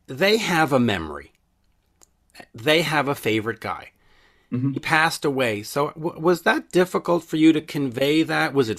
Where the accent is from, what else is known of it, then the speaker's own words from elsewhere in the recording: Canada; as a Canadian